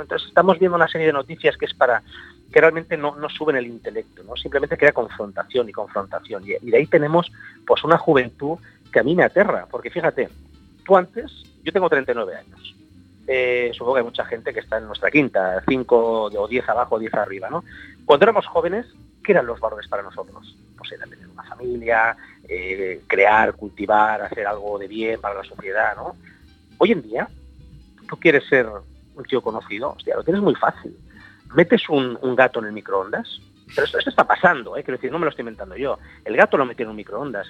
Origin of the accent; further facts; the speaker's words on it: Barcelona, Catalonia, Spain; yo vengo de Barcelona, del barrio de Gracia